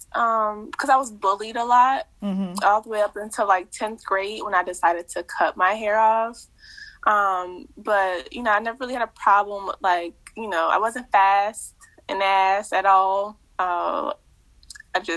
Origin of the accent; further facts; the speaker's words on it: Cheverly, Maryland, United States; also born or lived in College Park, Maryland; now in Georgia, United States; I was born and raised in Cheverly